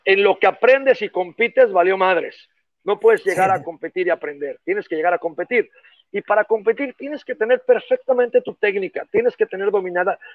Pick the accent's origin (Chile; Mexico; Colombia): Mexico; como mexicanos